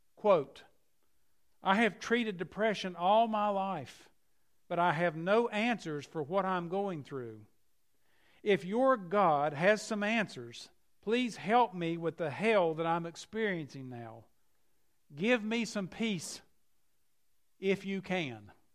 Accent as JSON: {"language": "English", "town": "Keystone", "region": "West Virginia", "country": "United States", "tie": "born or raised there", "said": "I grew up in McDowell County in a place near Keystone, West Virginia"}